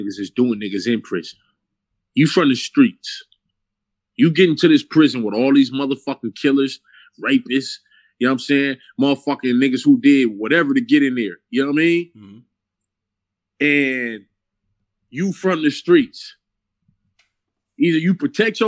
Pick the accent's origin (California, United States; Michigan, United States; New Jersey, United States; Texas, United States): California, United States; Los Angeles; I'm from L.A. I'm from South Central